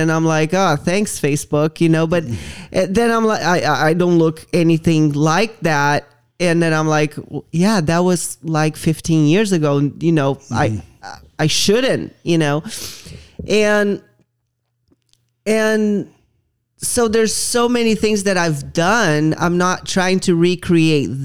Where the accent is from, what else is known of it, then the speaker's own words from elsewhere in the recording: Brazil; moved away; I grew up in Brazil